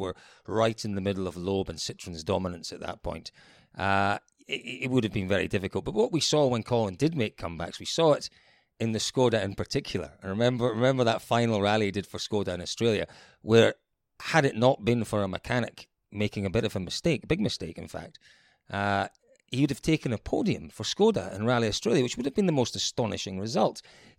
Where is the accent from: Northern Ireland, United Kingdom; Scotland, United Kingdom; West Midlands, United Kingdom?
Scotland, United Kingdom; As a Scottish person, yeah, absolutely.